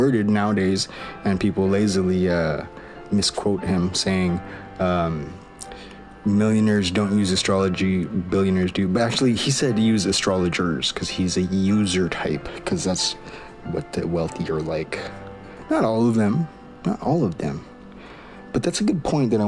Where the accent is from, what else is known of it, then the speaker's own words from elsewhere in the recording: Maui, Hawaii, United States; now in Silicon Valley, United States; originally from Maui, but I'm based out of Silicon Valley.